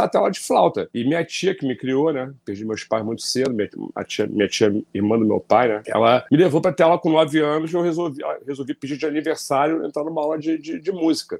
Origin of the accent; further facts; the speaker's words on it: Rio de Janeiro, Brazil; Eu morava no Rio de Janeiro, nasci no Rio